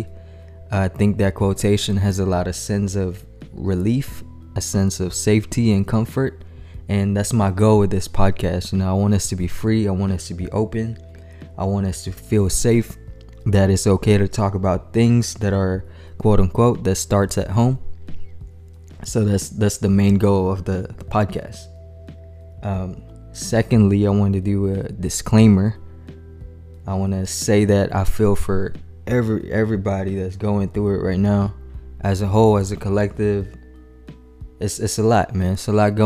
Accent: Manila, Metro Manila, Philippines; moved away as an adult; also born or lived in San Antonio, Texas / Austin, Texas; now in Houston, United States; Manila, Philippines, man. Shout out to y'all. Born and raised there, attended high school, graduated, and then I moved to U.S., to the States.

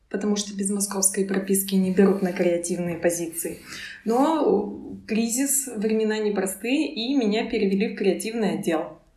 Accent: Perm, Perm Krai, Russia; now in Moscow, Russia; А, из Перми. Уральский город.

